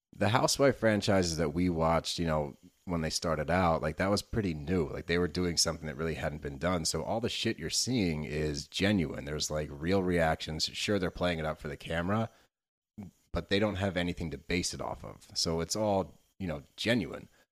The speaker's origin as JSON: {"language": "English", "town": "Philadelphia", "region": "Pennsylvania", "country": "United States", "said": "we're from Philly, dude."}